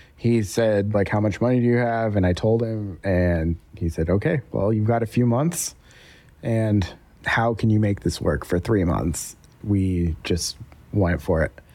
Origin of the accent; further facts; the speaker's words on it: Denver, Colorado, United States; moved away as an adult; now in Raleigh, United States; we're from Denver originally, and we were just kind of tired of living in Denver